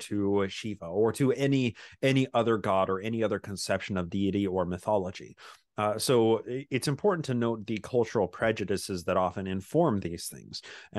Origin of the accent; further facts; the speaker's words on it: Utah, United States; So I grew up in Utah. I'm a Bic Mormon, born in the covenant, pioneer heritage, blue Mormon blood in my veins. So I grew up just in a suburb of Salt Lake City, essentially.